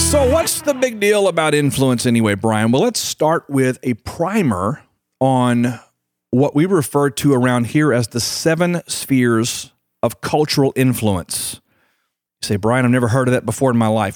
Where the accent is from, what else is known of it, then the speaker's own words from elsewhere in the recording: United States; my country, America